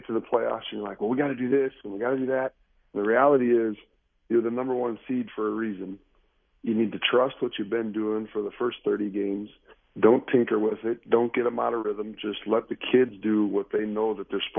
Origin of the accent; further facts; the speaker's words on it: Iowa, United States; moved away as an adult; now in Tucson, United States; I grew up in Iowa